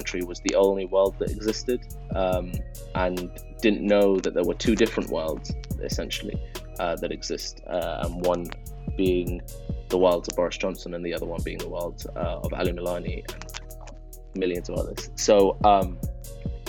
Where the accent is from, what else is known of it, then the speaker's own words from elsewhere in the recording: London, United Kingdom; English is a second language; also born or lived in Iran; I went to primary school in Northwest London, and then secondary school and college in Northwest London as well. You know, I grew up in a council estate with a single mum